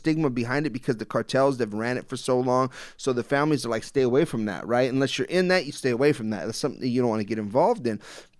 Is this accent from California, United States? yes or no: yes; Los Angeles, California, United States; growing up in Los Angeles myself, you know